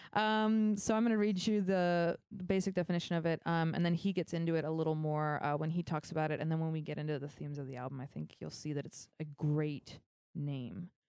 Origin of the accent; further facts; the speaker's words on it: Concord, California, United States; I grew up in Concord, and yeah, it's we're all family here in the Bay